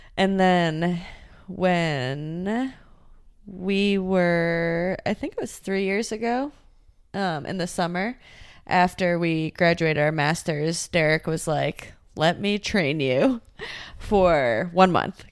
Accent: Rochester, New York, United States; I'm from Rochester, New York, also kind of in the middle of nowhere

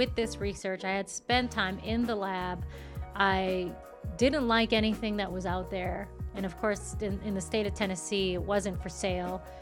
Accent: Saskatchewan, Canada; moved away as an adult; also born or lived in Washington, D.C.; I'm from Saskatchewan, and so that's the land of, you know, the native Indians

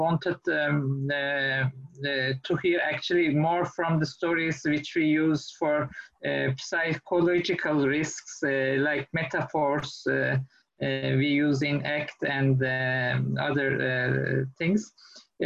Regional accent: Istanbul, Turkey; also born or lived in Switzerland; I'm coming from Istanbul, Turkey, so close to Saudi Arabia.

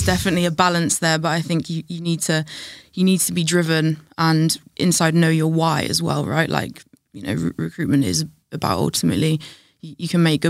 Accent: Scunthorpe, Yorkshire and the Humber, United Kingdom; now in London, United Kingdom; A place called Scunthorpe in North Lincolnshire.

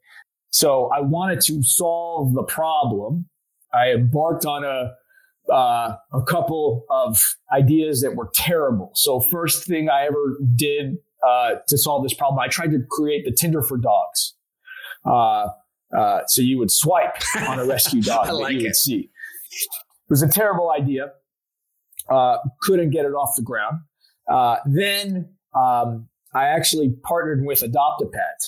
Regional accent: Houston, Texas, United States; also born or lived in Austin; now in Dallas, United States; From Houston originally. Went to school at UT, ended up in Dallas

